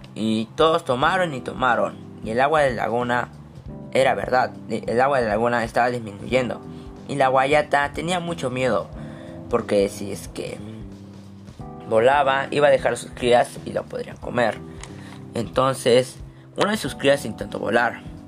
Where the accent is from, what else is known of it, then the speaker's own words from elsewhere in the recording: Moquegua, Peru; soy de Moquegua